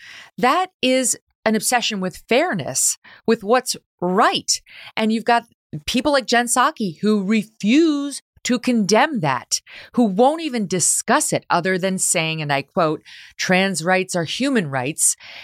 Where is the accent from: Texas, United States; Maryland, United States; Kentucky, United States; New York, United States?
New York, United States; now in Connecticut, United States; I think about girls in my new home state, right? I'm from New York State, but right now living in Connecticut.